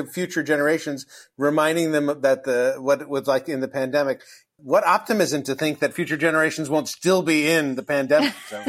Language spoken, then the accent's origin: English; Los Angeles, California, United States; I grew up in Los Angeles